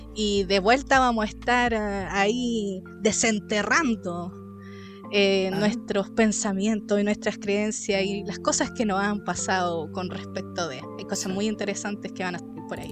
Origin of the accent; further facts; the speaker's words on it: Chile; como los chilenos sobre todo, nuestro, nuestra nación